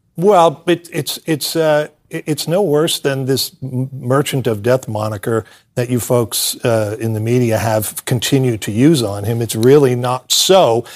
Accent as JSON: {"language": "English", "country": "United States", "said": "I am a patriotic American"}